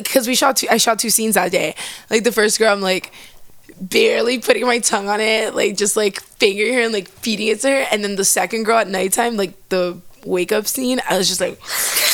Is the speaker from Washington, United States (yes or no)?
no; Miami, Florida, United States; now in Los Angeles, United States; I'm from Miami